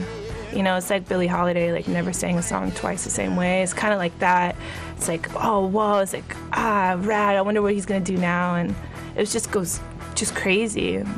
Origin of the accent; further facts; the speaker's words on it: the South, United States; You're like, hey, we're from the South. Really good, good people, but if you cross us, you're gonna probably get stabbed. And that's kind of the South.